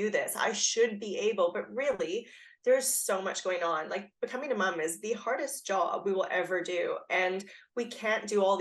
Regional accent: Canada; now in Australia; I'm Canadian, but I've lived here for a long time

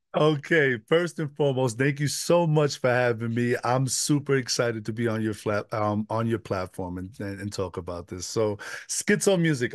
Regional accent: New York City, New York, United States; moved away as an adult; now in Westminster, United States; I was raised in the Bronx

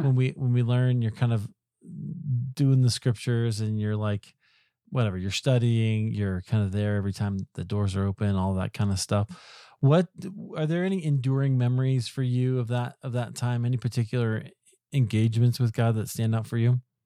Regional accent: Iowa, United States; I grew up in Iowa

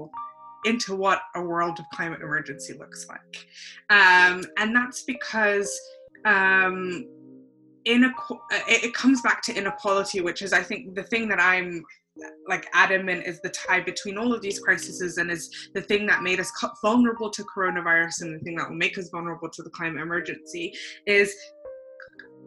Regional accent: London, United Kingdom; also born or lived in Canada / Hull; I was born in Canada, moved to the UK when I was 9 and have lived in London except for my short trip up north to Hull for most of my life

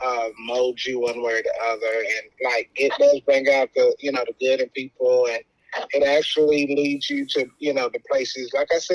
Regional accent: Nashville, Tennessee, United States; I was born and raised in Nashville, Tennessee

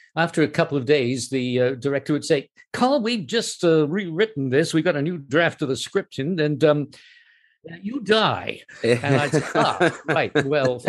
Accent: Canada; accent: North American; moved away as an adult; also born or lived in United States; now in United Kingdom; And it was partly in Canada, partly in the US. And I came back sounding American, or North American at any rate.

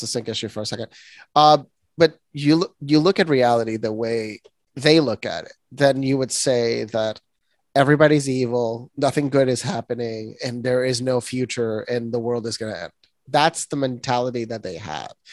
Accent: Puerto Rico; I'm born and raised in Puerto Rico

